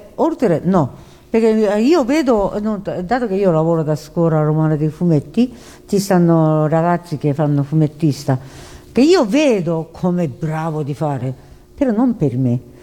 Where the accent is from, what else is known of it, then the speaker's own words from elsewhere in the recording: Japan; Italian is a second language; moved away as an adult; also born or lived in China; now in Italy; non sono nata in Giappone, io sono nata in Cina uh, durante la guerra, seconda guerra mondiale